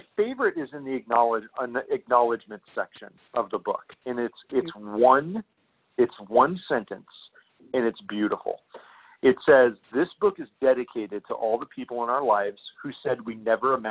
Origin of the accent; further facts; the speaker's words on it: central Illinois, United States; also born or lived in Mesa, Arizona; I grew up in central Illinois